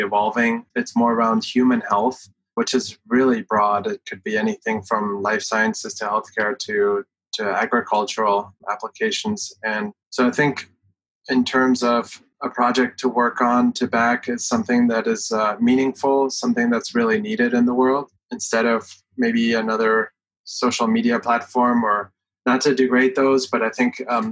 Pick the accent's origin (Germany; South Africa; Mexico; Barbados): Germany; moved away as an adult; now in United States; I came from Germany, lived half of my life there, and have been in the US for 15 years.